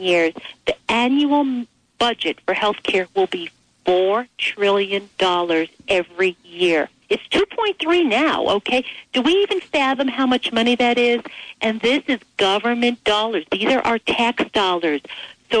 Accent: United States; we as Americans

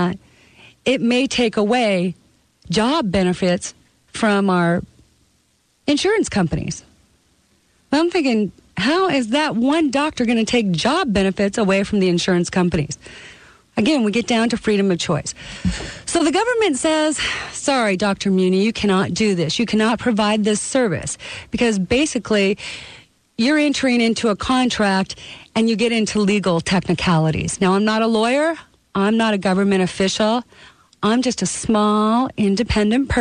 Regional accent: Canada; born or raised there; now in United States

